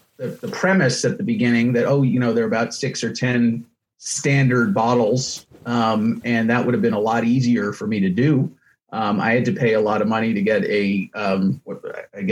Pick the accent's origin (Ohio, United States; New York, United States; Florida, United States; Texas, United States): New York, United States; New York City; I'm from Manhattan. I'm born and raised in Manhattan